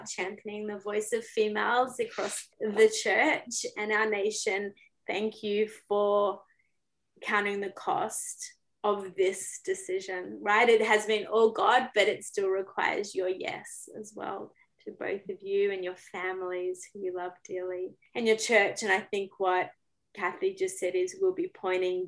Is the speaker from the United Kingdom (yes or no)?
no; Australia; moved away as an adult; now in Canada; I'm Australian